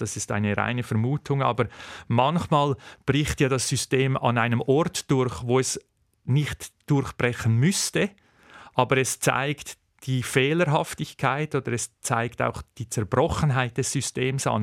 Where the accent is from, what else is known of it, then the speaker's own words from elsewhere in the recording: Switzerland; bei uns in der Schweiz